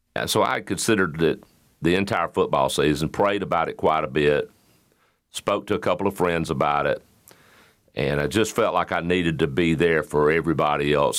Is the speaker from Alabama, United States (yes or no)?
yes; Alabama, United States; now in Warner Robins, United States; I was still growing up in Alabama at that point